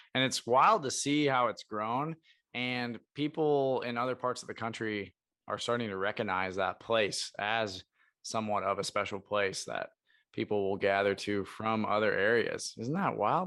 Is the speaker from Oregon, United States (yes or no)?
yes; Portland, Oregon, United States; moved away as an adult; also born or lived in Brookings, South Dakota; I'm from Portland, Oregon, which is a complete polar opposite